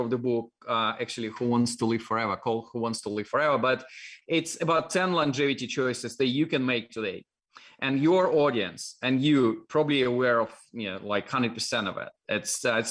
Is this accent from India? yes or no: no; Dalnegorsk, Primorsky Krai, Russia; accent: Russian; English is a second language; moved away; My hometown was like on the shore of Japanese Sea, really, really far east, close to Japan, China